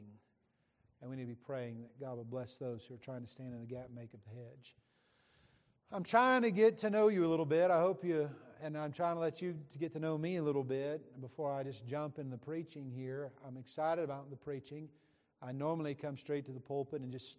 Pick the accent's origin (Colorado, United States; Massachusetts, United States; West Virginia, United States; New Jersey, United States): West Virginia, United States; now in Texas, United States; I was born and raised in West Virginia